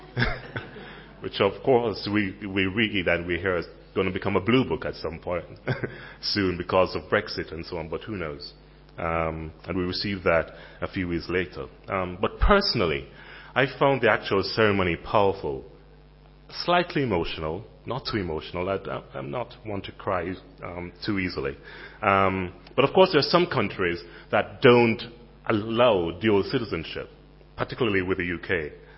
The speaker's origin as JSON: {"language": "English", "country": "Jamaica", "also_born_or_lived": "Caribbean", "moved": "as an adult", "lives_now": "United Kingdom", "said": "I was a Jamaican in London"}